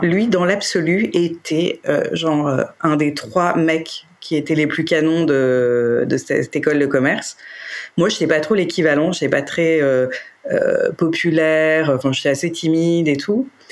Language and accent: French; Paris, Île-de-France, France; je suis parisienne et j'ai toujours habité Paris